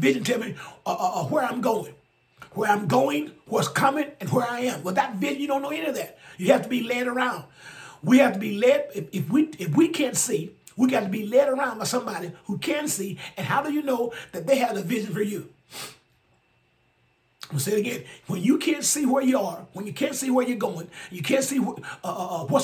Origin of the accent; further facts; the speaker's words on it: Alabama, United States; my home state of Alabama.